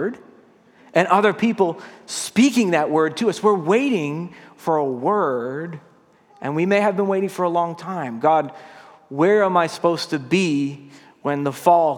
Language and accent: English; Massachusetts, United States; I grew up in Massachusetts, right a couple houses down from my grandpa